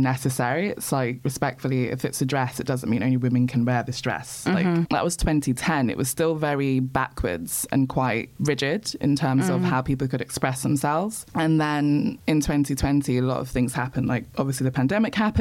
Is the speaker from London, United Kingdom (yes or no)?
yes; London, United Kingdom; I was born in Peckham and I grew up in pre-gentrified Peckham, not Peckham as it is now.